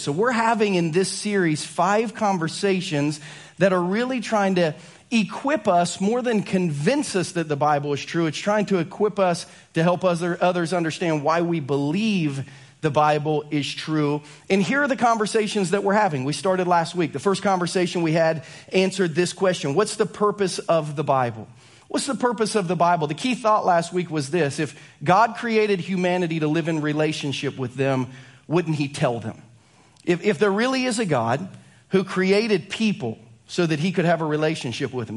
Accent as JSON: {"language": "English", "region": "Ohio", "country": "United States", "tie": "born or raised there", "said": "growing up in Ohio"}